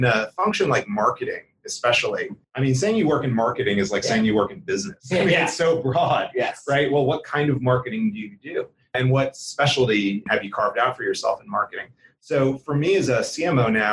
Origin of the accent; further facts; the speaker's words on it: New Jersey, United States; now in Atlanta, United States; So I grew up outside of Philly. Some people refer to it as Southern New Jersey.